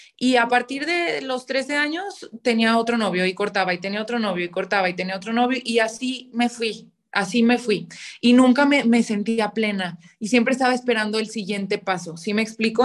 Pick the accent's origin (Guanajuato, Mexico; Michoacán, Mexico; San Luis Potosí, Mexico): Guanajuato, Mexico; León; soy de León, Guanajuato